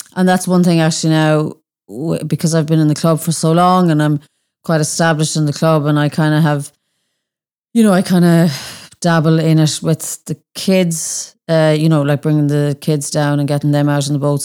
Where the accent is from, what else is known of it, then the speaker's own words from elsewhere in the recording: Annaghdown, Connacht, Ireland; I'm from Annandale